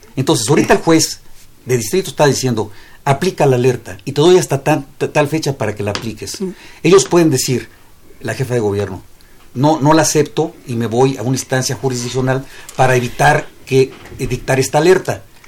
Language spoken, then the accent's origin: Spanish; Mexico City, Mexico; yo soy gente de la ciudad, aquí vivo y espero aquí morir porque aquí, esta es, este es mi patria chica. Eh, amo a la Ciudad de México